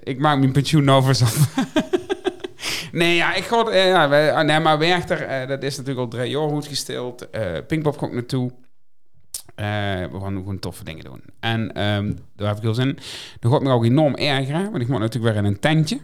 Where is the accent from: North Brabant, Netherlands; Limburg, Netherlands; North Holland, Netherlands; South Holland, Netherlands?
Limburg, Netherlands; ik ben een Limburger